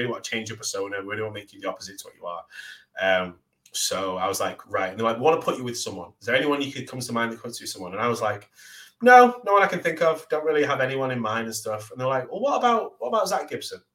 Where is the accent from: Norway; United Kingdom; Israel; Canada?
United Kingdom; Manchester, North West England; I'm from Manchester. Instantly got a rivalry. We're in Manchester. I'm the local Manchester hometown boy